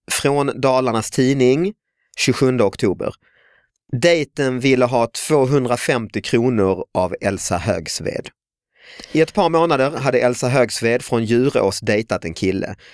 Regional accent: Lund, Skåne, Sweden; jag pratar, man hör mig jag är från Lund

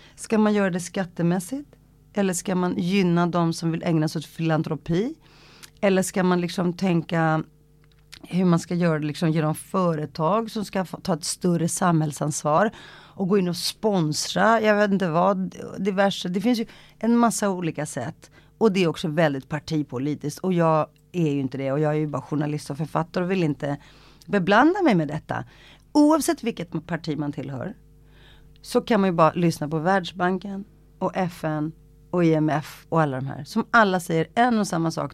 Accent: Stockholm, Stockholm County, Sweden; Swedish is a second language; när jag växte upp i Rinkeby

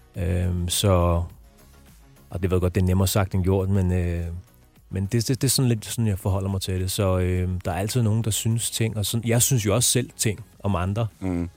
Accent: Brøndby Strand, Capital Region of Denmark, Denmark; jeg er vokset op i Brøndby Strand

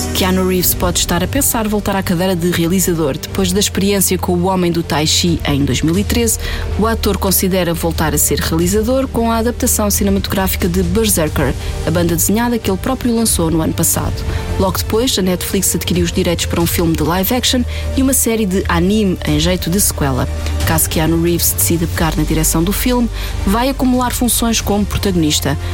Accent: Portugal; nossa herança enquanto portugueses colonizadores e colonizados

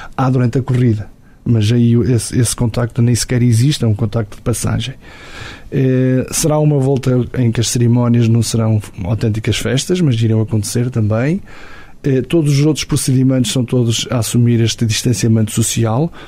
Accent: Portugal; Eu chegava ao alto da minha aldeia e via a Senhora da Graça

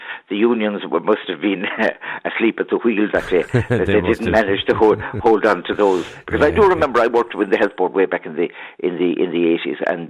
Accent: County Limerick, Munster, Ireland; I'm from County Limerick, so we used to go to Limerick City.

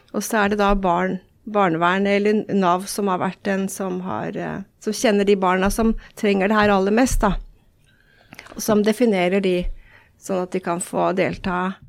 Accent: Elverum, Innlandet, Norway; moved away; also born or lived in San Diego, California; opprinnelig så er jeg jo fra Elverum

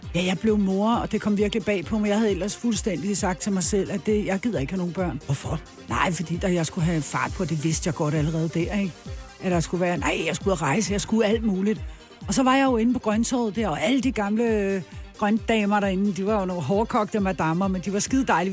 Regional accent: Copenhagen, Capital Region of Denmark, Denmark; also born or lived in Albertslund; jeg er fra Amager

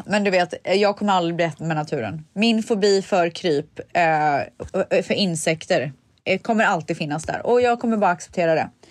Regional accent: Sweden; jag är svensk

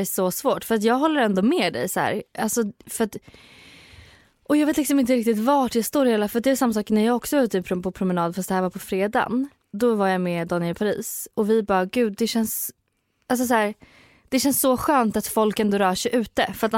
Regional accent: Söderköping, Östergötland, Sweden; also born or lived in Hudiksvall / Ljusdal / Varberg; jag bodde också lite i Varberg ett år och sen är jag uppväxt i Söderköping

